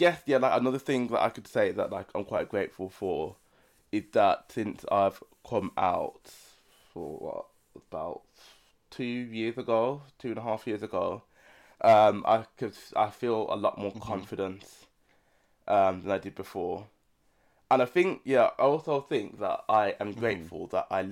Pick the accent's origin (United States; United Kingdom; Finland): United Kingdom; I'm from the UK, that I'm a British citizen